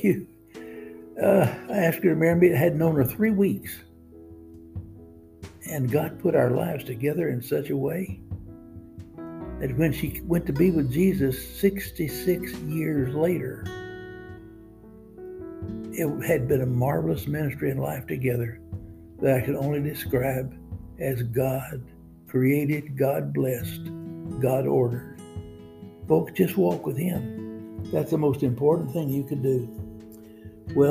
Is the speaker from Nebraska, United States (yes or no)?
no; Cajun, Louisiana, United States; I'm a Cajun.